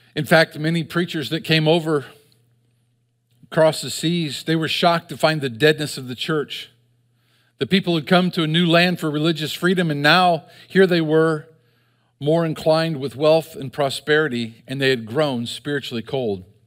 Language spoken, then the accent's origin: English; United States; We as an American people